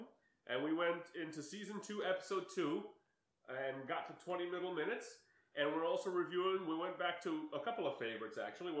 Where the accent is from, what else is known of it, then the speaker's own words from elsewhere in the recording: Seligenstadt, Hesse, Germany; moved away; I was born in Seligenstadt, which is a town of 35,000 people, which is so basically the size of Teaneck, and they had three breweries in the town.